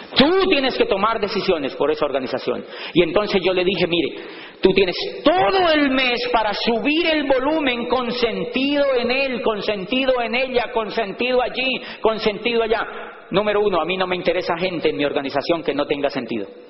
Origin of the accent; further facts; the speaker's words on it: Colombia; moved away; allá le llamamos bus